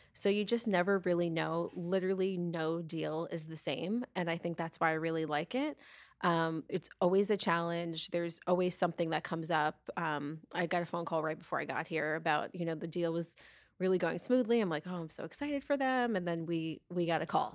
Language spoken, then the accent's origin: English; Long Island, New York, United States; now in Tampa Bay, United States; I grew up on Long Island